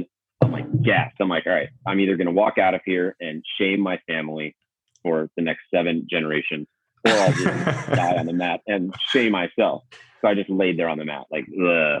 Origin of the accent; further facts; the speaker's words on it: Seattle, Washington, United States; moved away as an adult; I'm back home with my family. I grew up in Seattle.